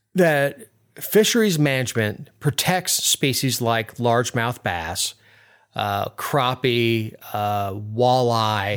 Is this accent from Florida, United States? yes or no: yes; South Florida, United States; I'm from South Florida, the heart of sport fishing country.